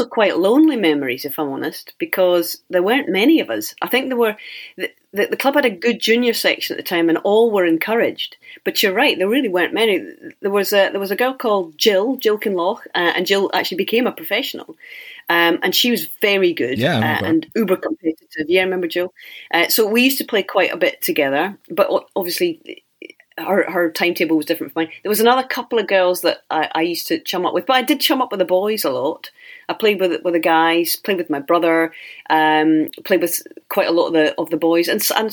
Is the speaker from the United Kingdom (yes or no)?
yes; Cardross, Scotland, United Kingdom; also born or lived in St Andrews, Fife; Well, I was born in St Andrews, that's right. And I lived in Fife, the Kingdom of Fife, for the first 4 years of my life. And then I moved across to the other side of Scotland. And I was there in a wee place called Cardross